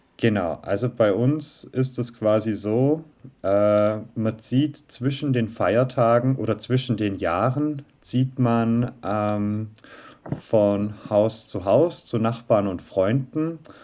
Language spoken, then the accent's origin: German; Southern Germany, Germany; Wir bzw. ich komme aus Süddeutschland